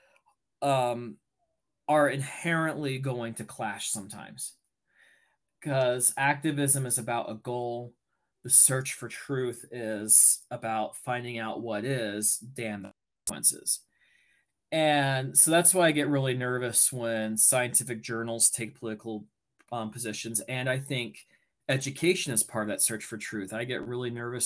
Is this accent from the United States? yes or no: yes; United States; being American